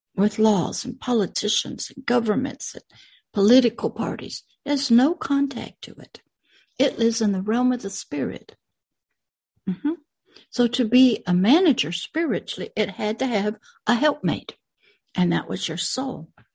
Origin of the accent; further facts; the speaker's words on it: United States; My dirt body came out of America. The world that my dirt body lives in is in America.